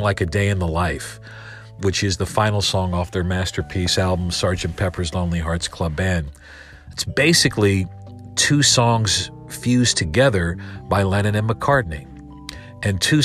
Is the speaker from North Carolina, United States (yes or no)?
yes; Winston-Salem, North Carolina, United States; my hometown of Winston-Salem, North Carolina